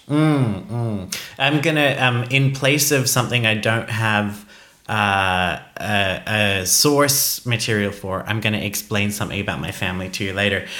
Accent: Australia; moved away; Growing up in Australia

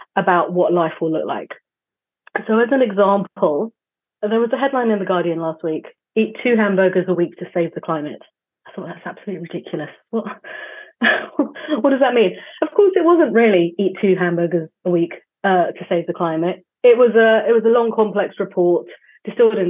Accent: London, United Kingdom; as a Londoner

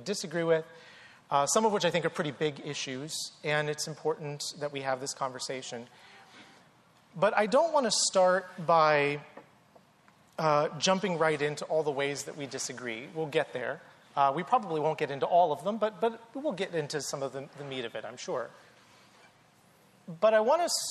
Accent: North Carolina, United States; I grew up in the South, in North Carolina.

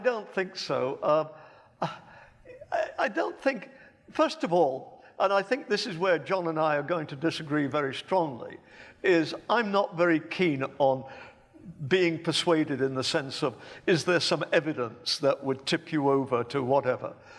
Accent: Birmingham, West Midlands, United Kingdom; as you can tell from my accent, I was born in England. In fact, I was born in Birmingham in nineteen forty.

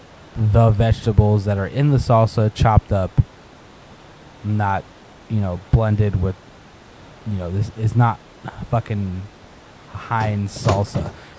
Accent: United States; I was born in America, so I'm first generation of my family.

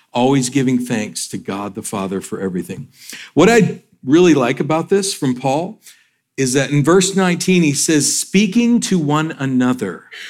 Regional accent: northern Georgia, United States; also born or lived in Michigan / Atlanta; We moved down to Georgia from from Michigan

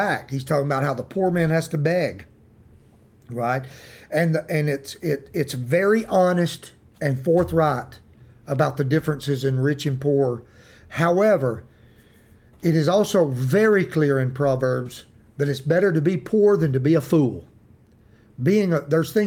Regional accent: United States; accent: hillbilly; my hillbilly accent

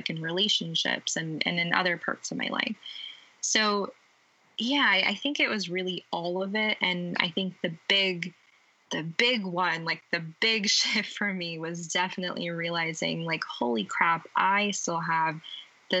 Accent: United States; born and raised in the United States

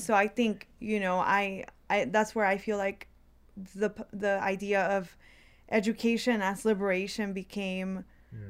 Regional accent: DeKalb County, Georgia, United States; English is a second language; I as a child entering into the third grade into the public school system in DeKalb County, I learned English really quickly

